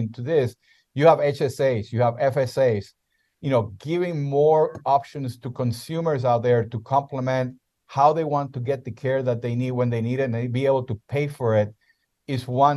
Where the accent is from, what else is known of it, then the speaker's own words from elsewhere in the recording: Puerto Rico; first language Spanish; English is a second language; moved away as an adult; also born or lived in South America; now in United States; I was born and raised in Puerto Rico